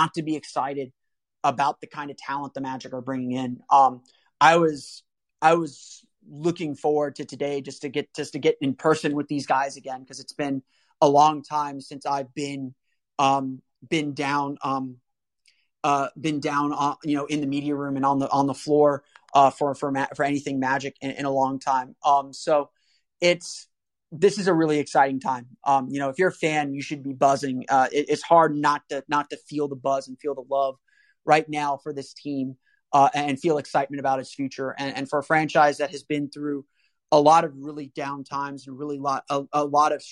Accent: Orlando, Florida, United States; I grew up in Orlando.

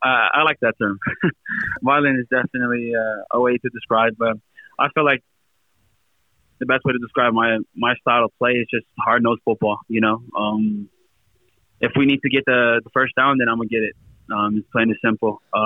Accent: Compton, California, United States; also born or lived in Lakewood / Long Beach; I grew up all my life in California, Southern California. I was born in Lakewood, raised in Compton, moved out of Compton in my teen years, moved to Long Beach

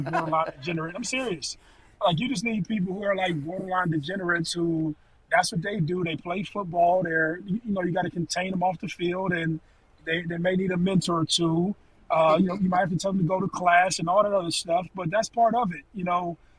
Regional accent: Ohio, United States; We're from Ohio

